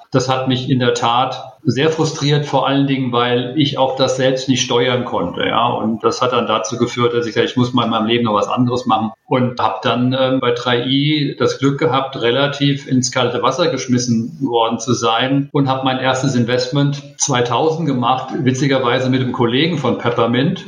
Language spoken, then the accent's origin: German; Frankfurt am Main, Hesse, Germany; ich komme aus Frankfurt am Main